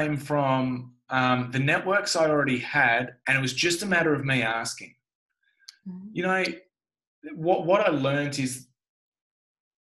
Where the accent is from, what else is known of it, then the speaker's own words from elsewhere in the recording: Tasmania, Australia; I grew up in Tasmania